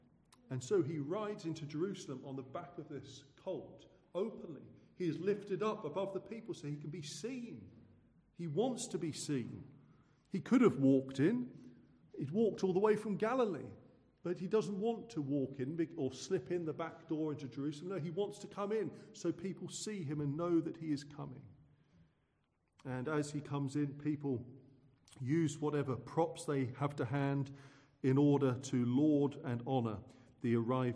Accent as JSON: {"language": "English", "area": "Suffolk", "region": "East of England", "country": "United Kingdom", "said": "growing up in Suffolk, where I'm from."}